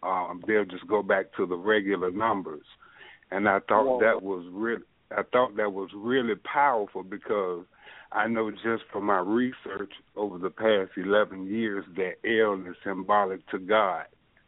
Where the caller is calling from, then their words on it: Birmingham, Alabama, United States; I'm calling from Birmingham, Alabama.